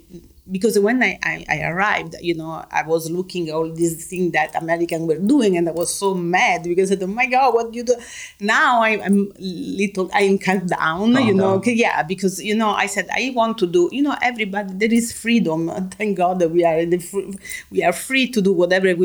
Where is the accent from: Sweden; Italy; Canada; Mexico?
Italy; Rome, Lazio; now in Los Angeles, United States; I grew up in Rome. So Rome is an open museum. So I grew up seeing beauty every day.